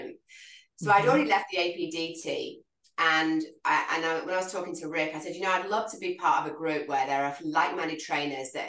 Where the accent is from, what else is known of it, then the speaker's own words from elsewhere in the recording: England, United Kingdom; accent: English; moved away as an adult; also born or lived in London / Hawaii; growing up in the United Kingdom